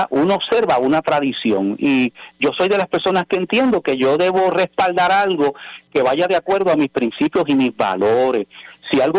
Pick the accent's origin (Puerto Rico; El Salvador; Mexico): Mexico; Bueno, pues si, si yo soy cristiano y soy mexicano, pues podrá ser algo cultural